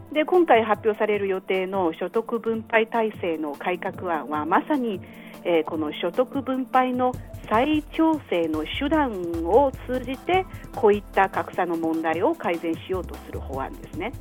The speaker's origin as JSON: {"language": "Japanese", "country": "China", "also_born_or_lived": "Dalian", "said": "私たち中国人"}